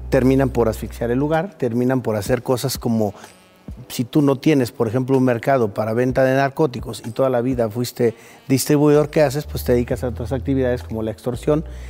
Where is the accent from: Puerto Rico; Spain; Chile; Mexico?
Mexico